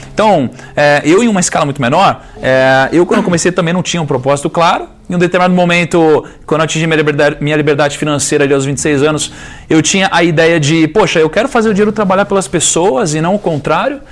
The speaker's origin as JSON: {"language": "Portuguese", "region": "Rio de Janeiro", "country": "Brazil", "said": "eu sou carioca"}